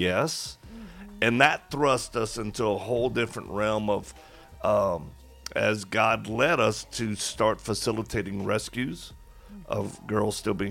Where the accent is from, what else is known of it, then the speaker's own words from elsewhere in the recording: Colorado, United States; We hail from Colorado in America